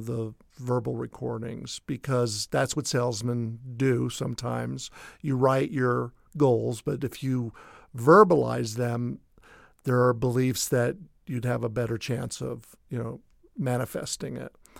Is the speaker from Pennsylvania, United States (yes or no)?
no; Denver, Colorado, United States; I was born in Denver, Colorado, fourth generation